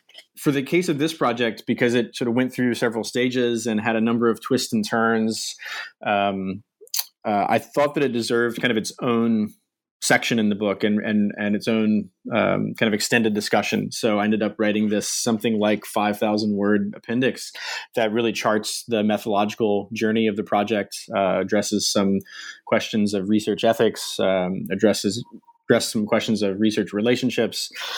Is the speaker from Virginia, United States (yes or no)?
yes; Virginia, United States; I grew up in Virginia, in the U.S., sort of coastal Virginia area, Chesapeake Bay, and stayed in Virginia for my undergraduate education